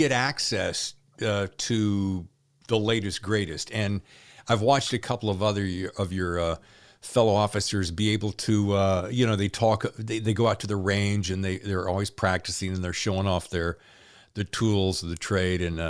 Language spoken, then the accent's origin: English; Winston-Salem, North Carolina, United States; accent: Southern; I'm from North Carolina, born in Winston-Salem.